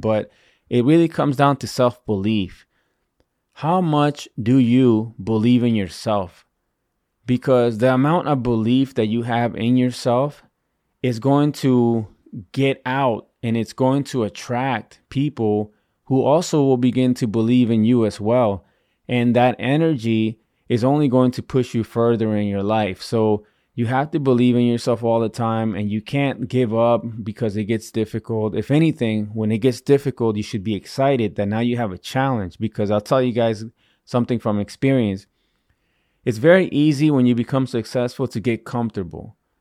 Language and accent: English; Virginia, United States; moved away as an adult; also born or lived in Washington, D.C.; I'm not originally from Washington, D C, you know, I grew up in, in Virginia